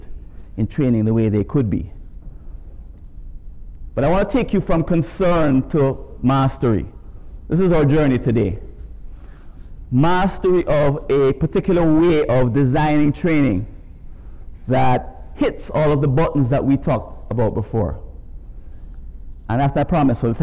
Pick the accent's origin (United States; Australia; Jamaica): Jamaica; As you could tell from my accent, I'm not from around these parts. I was raised in Jamaica and came here from Kingston a couple of days ago.